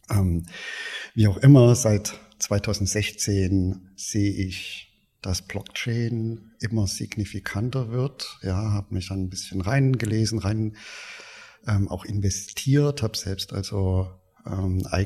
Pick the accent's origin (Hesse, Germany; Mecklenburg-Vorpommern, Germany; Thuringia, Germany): Thuringia, Germany; Erfurt; born there; Ich bin in, in Erfurt geboren